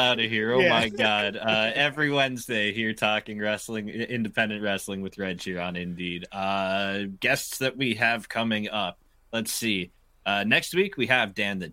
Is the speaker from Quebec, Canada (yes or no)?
no; Hamilton, Ontario, Canada; my hometown